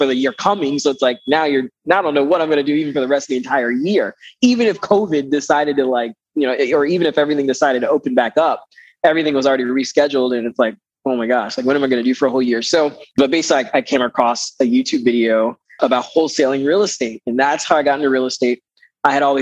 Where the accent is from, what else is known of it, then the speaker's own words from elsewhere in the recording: Panama; now in Greenville, United States; I live in Greenville, South Carolina. And I am originally from Panama, Central America